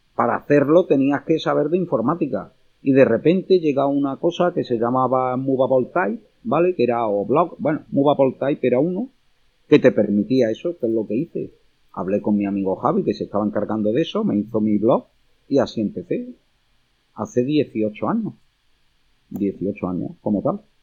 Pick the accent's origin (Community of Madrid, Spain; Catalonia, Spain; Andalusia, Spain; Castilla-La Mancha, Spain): Andalusia, Spain; Córdoba; como cordobés